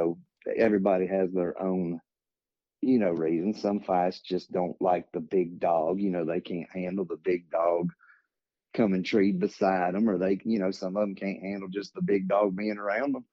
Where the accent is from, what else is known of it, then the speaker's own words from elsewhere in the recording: Lawrenceburg, Tennessee, United States; I'm from Lawrenceburg, Tennessee